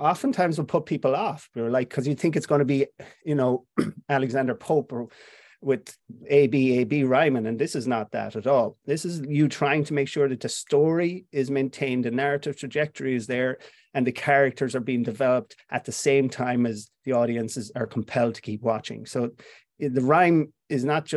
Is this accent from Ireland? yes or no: yes; Clifden, Connacht, Ireland; also born or lived in Dublin; I'm from Clifton in Connemara. I lived in Dublin for a short time when I was younger